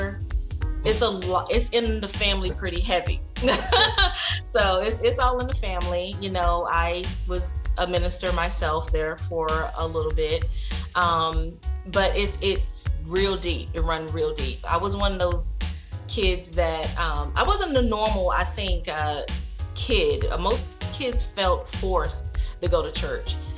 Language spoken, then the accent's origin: English; Sanford, North Carolina, United States; moved away; I was born and raised in Sanford, North Carolina. And that is actually where I live now.